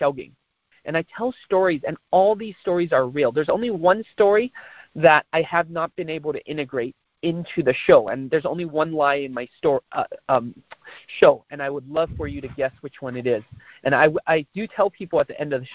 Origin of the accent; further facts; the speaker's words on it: San Francisco, California, United States; Born and raised in San Francisco